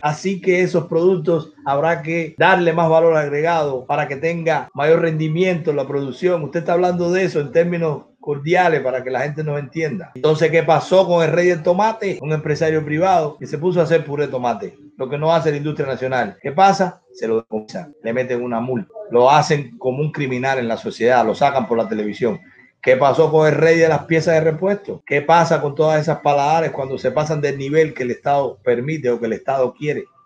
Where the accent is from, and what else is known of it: Cuba